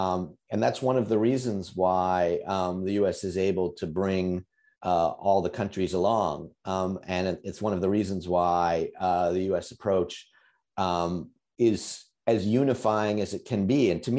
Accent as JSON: {"language": "English", "country": "United States", "said": "which I sort of noticed as an American."}